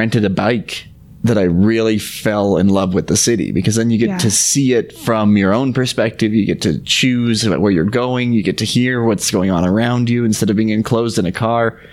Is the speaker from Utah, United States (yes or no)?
yes; Utah, United States; Growing up in Utah